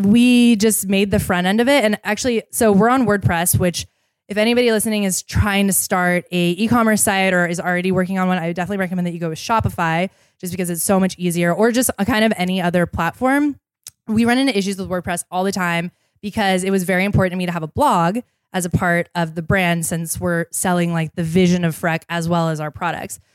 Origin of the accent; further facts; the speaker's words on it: Seattle, Washington, United States; I grew up in Seattle